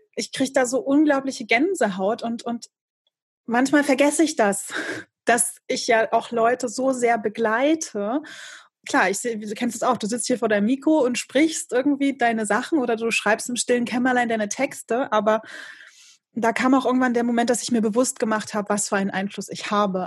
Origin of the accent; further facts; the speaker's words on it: Rostock, Mecklenburg-Vorpommern, Germany; hier in meiner Heimatstadt